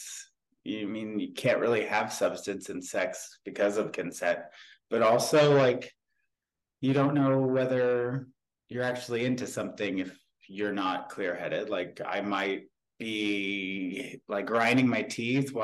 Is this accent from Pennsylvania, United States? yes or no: no; Ohio, United States; I am from Ohio in the United States of America. I am 32 years old. I grew up on a farm